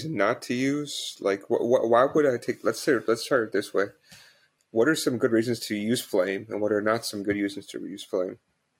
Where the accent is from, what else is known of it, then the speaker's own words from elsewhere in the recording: United States; now in Hong Kong; No, I'm actually from US. Just I've been living in Hong Kong for over 10 years, so I have to get used to like UK English and then people whose English is not their first language.